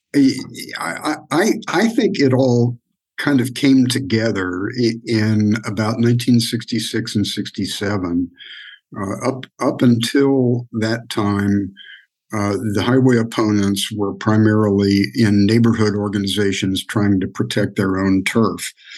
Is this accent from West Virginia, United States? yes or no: yes; Wheeling, West Virginia, United States; moved away; I grew up in Wheeling, West Virginia